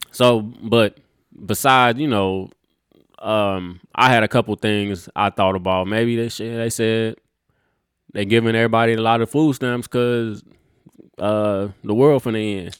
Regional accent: Texas, United States; we are from Texas.

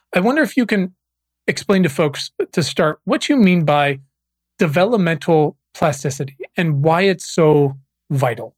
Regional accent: Virginia, United States; moved away as an adult; also born or lived in Los Angeles; I was born and raised in Virginia

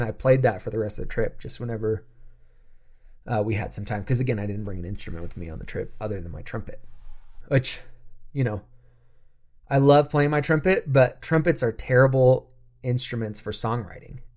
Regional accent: United States; being an American

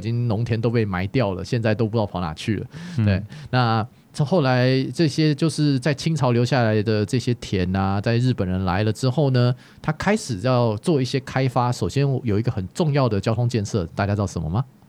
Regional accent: Taipei, Taiwan; 我们家那个房子三十四年了，嗯。所以嗯。我们是真的是看着整个新一区长， 长大的这样子

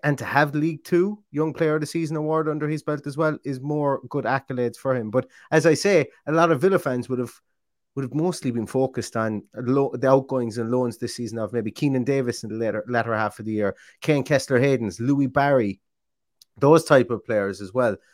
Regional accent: Ireland; I am Irish

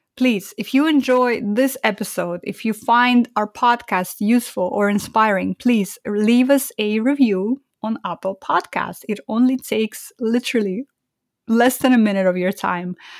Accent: Almaty, Kazakhstan; moved away; I was born in Almaty, which is the biggest city in the country

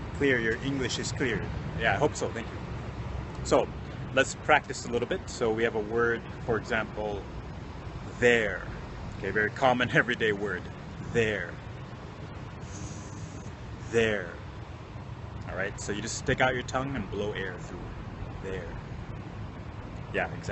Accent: Minneapolis, Minnesota, United States; now in Japan; I'm from Minnesota originally. Minneapolis, Minnesota in the States.

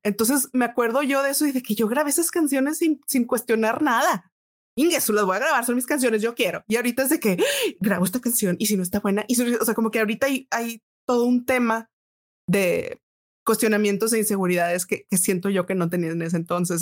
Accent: Monterrey, Nuevo León, Mexico; also born or lived in Boston, United States; nací en Monterrey y aquí tomé clases particulares de música

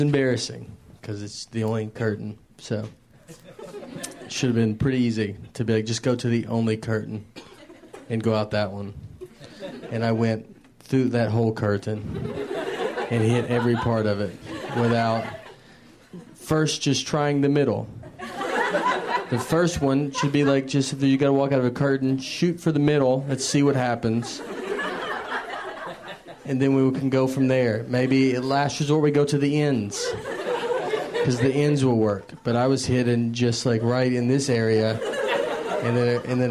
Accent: Tennessee, United States; moved away as an adult; also born or lived in New York; So, I'm from Tennessee originally. I lived in New York for a while.

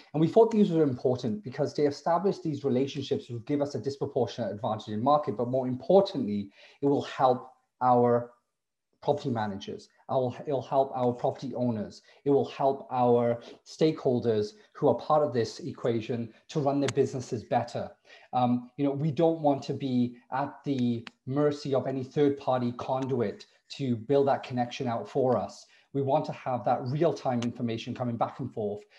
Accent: Wales, United Kingdom; also born or lived in Bristol / Cardiff; now in Toronto, Canada; I'm from Wales originally

